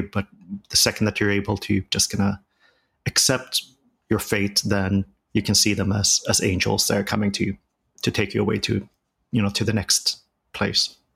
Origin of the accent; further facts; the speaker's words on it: Sweden; moved away; growing up in Sweden